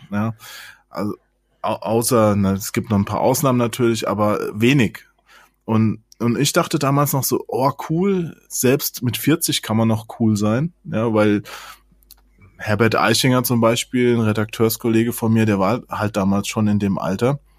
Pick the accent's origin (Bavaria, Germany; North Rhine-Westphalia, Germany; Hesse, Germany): Hesse, Germany; der ist ja auch in Hessen aufgewachsen, da wo, wo ich aufgewachsen bin, in dem kleinen Dorf, ja.